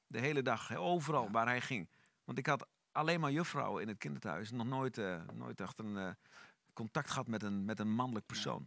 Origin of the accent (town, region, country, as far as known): Netherlands; born or raised there; also born or lived in Sofia, Bulgaria / Almelo, Netherlands / The Hague, Netherlands